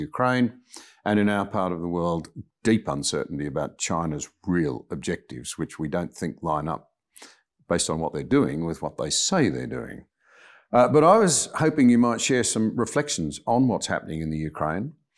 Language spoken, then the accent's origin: English; Australia; as an Australian